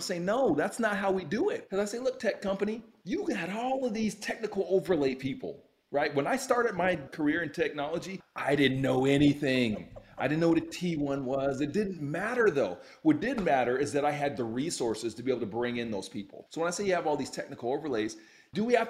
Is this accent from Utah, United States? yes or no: yes; Utah, United States; also born or lived in Youngstown, Ohio; So I'm originally from Ohio, O-H-I-O, grew up in Utah. And so my parents moved to Utah when I was like 4 years old